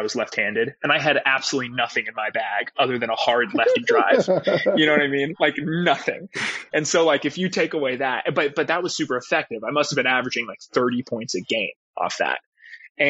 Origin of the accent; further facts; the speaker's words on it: Los Angeles, California, United States; growing up in Westside